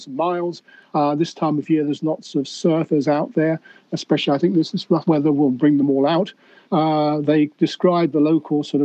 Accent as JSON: {"language": "English", "country": "United Kingdom", "accent": "British", "moved": "yes", "lives_now": "Sunshine Coast, Australia", "said": "Well, my accent is a British accent, but I live on the Sunshine Coast in Australia"}